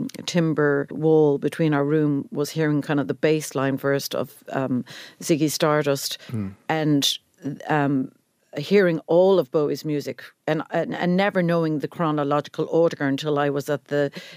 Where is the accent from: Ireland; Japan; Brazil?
Ireland; Cork, Munster; I mean, you wouldn't believe it because of how much I talk, but I'm from Cork.